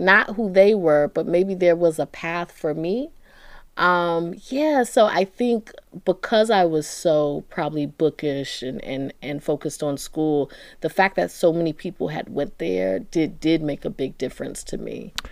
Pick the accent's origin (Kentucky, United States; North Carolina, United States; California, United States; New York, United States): North Carolina, United States; Durham; moved away as an adult; also born or lived in Washington, D.C.; I'm from Durham, North Carolina